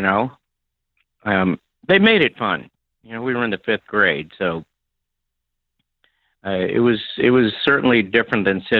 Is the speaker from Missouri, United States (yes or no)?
yes; Kansas City, Missouri, United States; now in Los Angeles, United States; I grew up in the Kansas City, Missouri area